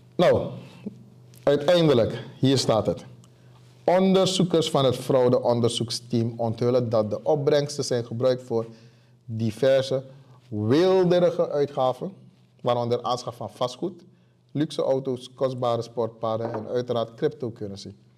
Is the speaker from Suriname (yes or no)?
yes; Suriname; moved away as an adult; now in Rotterdam, Netherlands; ik kom uit Suriname zelfs